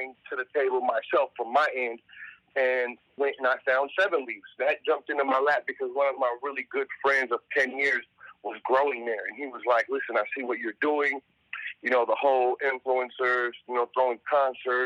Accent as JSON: {"language": "English", "town": "Sacramento", "region": "California", "country": "United States", "tie": "born or raised there", "moved": "as an adult", "lives_now": "Los Angeles, United States", "said": "I grew up in South Sacramento where we prided ourselves on having good weed"}